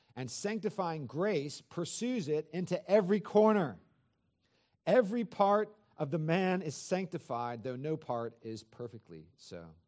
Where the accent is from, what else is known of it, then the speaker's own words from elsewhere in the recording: Northern California, United States; I grew up in Northern California, forty-five minutes from San Francisco